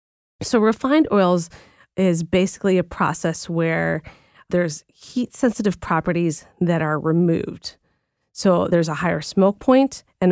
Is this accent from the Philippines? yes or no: yes; Philippines; And I think most people know at this point that I'm Filipino, so I'm Asian